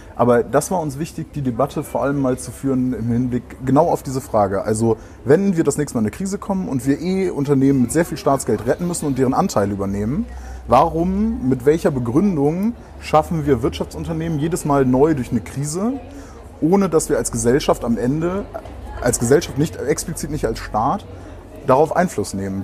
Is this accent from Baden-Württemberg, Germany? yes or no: no; Brühl, North Rhine-Westphalia, Germany; now in Bremen, Germany; ich komme ich komm ja nicht aus Bremen, sondern ich komme eigentlich aus dem Rheinland, in der Nähe von Köln, aus Brühl